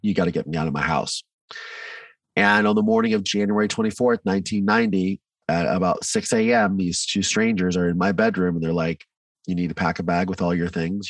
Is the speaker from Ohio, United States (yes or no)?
yes; Mansfield, Ohio, United States; also born or lived in Virginia; I grew up in Ohio in a small town called Mansfield